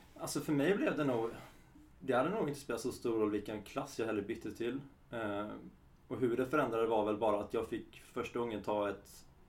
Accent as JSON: {"language": "Swedish", "town": "Halmstad", "region": "Halland County", "country": "Sweden", "said": "Jag är från Halmstad och är 32"}